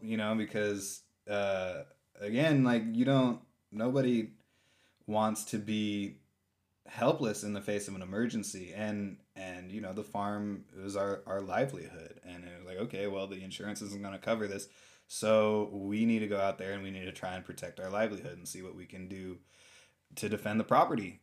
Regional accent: San Francisco, California, United States; moved away as an adult; also born or lived in Ashland, Oregon; now in Rogue Valley, United States; I was born and raised in San Francisco, California.

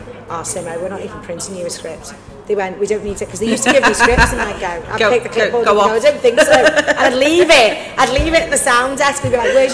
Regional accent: Southport, North West England, United Kingdom; I'm from here, I was born in Southport

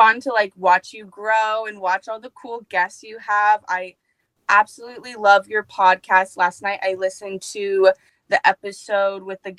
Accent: Midwest, United States; I'm from the Midwest

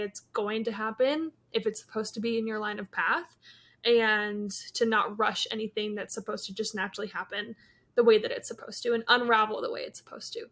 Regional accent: Yakima, Washington, United States; now in Kansas City, United States; I'm twenty-three, from Kansas City, originally from Yakima, Washington

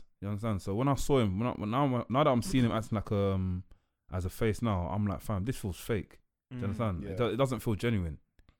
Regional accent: London, United Kingdom; But obviously I'm from East London as well

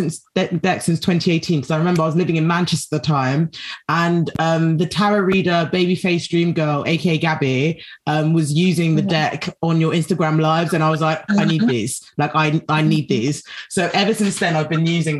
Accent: South Sudan; I'm from South Sudan

